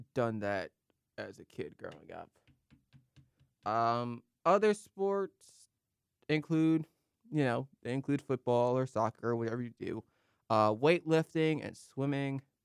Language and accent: English; South Carolina, United States; I'm from South Carolina